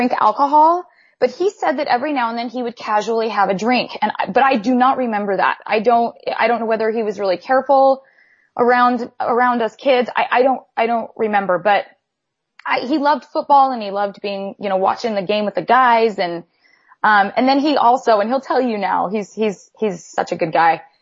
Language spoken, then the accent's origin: English; California, United States; moved away as an adult; also born or lived in Idaho / Dallas, Texas; now in San Antonio, United States; I grew up in the church, but I grew up in California version of the church